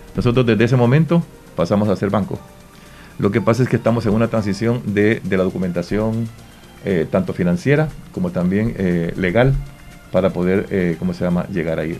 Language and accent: Spanish; Santa Rosa de Lima, La Unión, El Salvador; yo me siento orgulloso como limeño